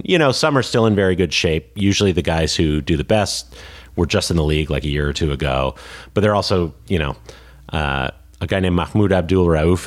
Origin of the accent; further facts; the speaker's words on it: Connecticut, United States; the Connecticut Sun, the one pro team from my home state